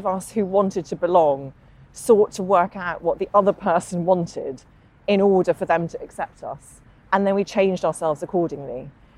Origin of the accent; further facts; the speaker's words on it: Northern Ireland, United Kingdom; I grew up in Northern Ireland, just outside Derry, went to school in Derry. You can't tell because I don't have the accent.